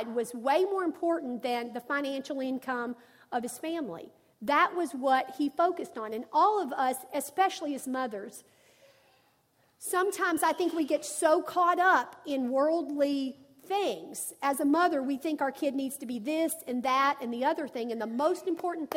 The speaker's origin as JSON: {"language": "English", "region": "Arkansas", "country": "United States", "said": "I'm from Arkansas, and my granddad was a farmer"}